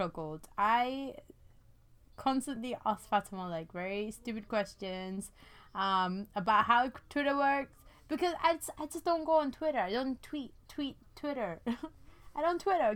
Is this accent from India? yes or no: yes; India; now in London, United Kingdom; I was born, you know, in India. I'm from India